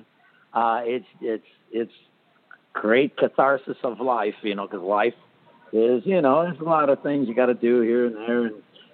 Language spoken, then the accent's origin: English; River Grove, Illinois, United States; River Grove is my hometown